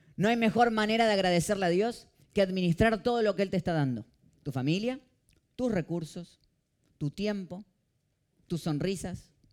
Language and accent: Spanish; Argentina; now in Miami, United States; yo salgo y en dos horas estoy en mi país